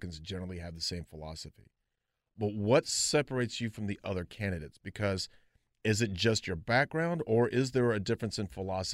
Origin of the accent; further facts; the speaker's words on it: Gaston County, North Carolina, United States; I'm from Gaston County